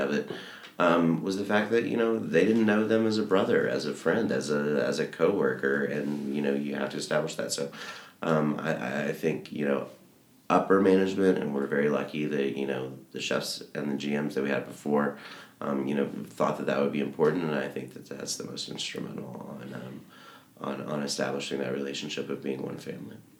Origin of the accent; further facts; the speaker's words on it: Little Rock, Arkansas, United States; I'm from Little Rock, Arkansas